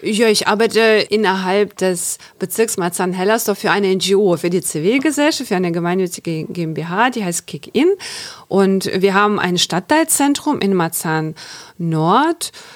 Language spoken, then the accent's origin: German; Chernivtsi, Chernivtsi Oblast, Ukraine; German is a second language; moved away as an adult; now in Germany; ich komme aus der Ukraine. Ich bin in der Ukraine geboren und aufgewachsen.